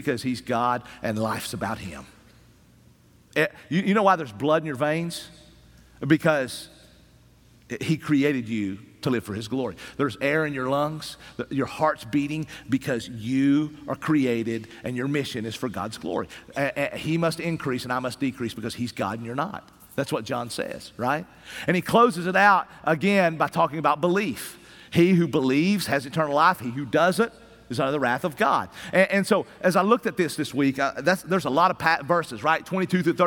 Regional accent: Appalachian Mountains of East Tennessee, United States

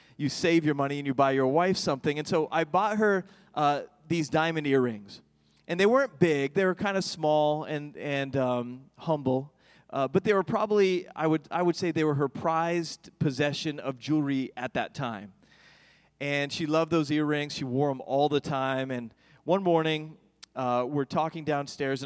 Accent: New York, United States; growing up where I grew up in New York

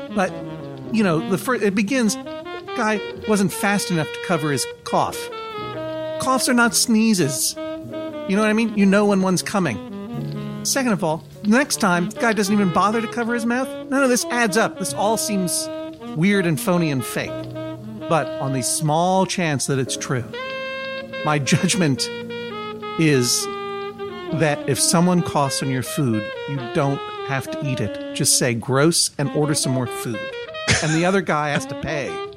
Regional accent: Brookline, Massachusetts, United States; moved away as an adult; now in Brooklyn, United States; I grew up in Brookline, Massachusetts.

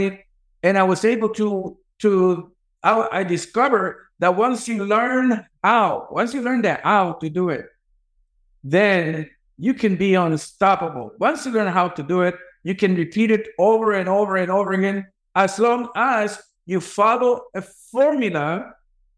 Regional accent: El Salvador; moved away; also born or lived in New York City, United States; I grew up very poor in El Salvador, in a huge poverty in El Salvador, crime-infested neighborhood

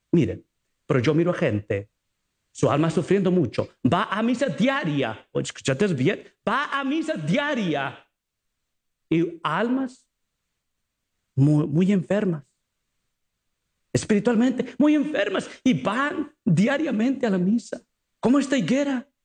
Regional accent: Mexico; ¿usted sabe mexicano? Mm, yo soy mexicano.

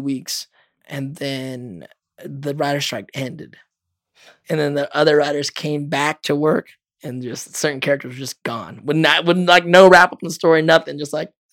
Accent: Los Angeles, California, United States; I was 10 years old when I got to LA with my brothers

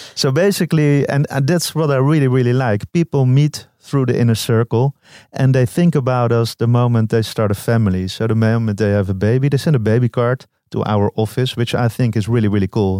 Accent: Amsterdam, North Holland, Netherlands; I'm from Amsterdam

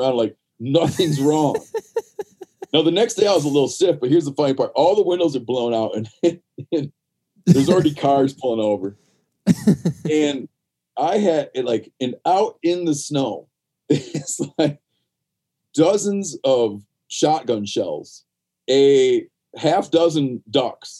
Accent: west side of Michigan, United States; I grew up in Michigan, the west shore of the west side of Michigan, the lake effect snow strip

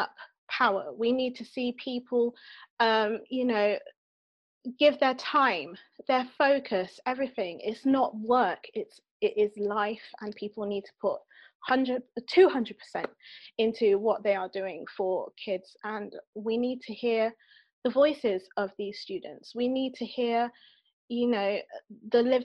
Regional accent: Bristol, South West England, United Kingdom; I'm from Bristol

